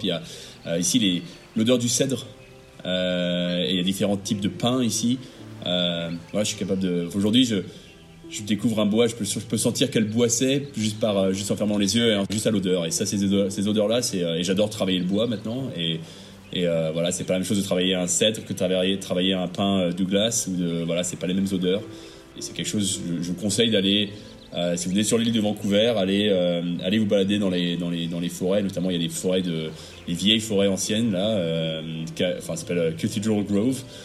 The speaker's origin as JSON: {"language": "French", "country": "France", "moved": "as an adult"}